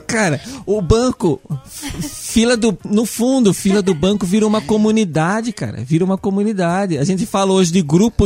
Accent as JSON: {"language": "Portuguese", "region": "São Paulo", "country": "Brazil", "said": "como bom paulista"}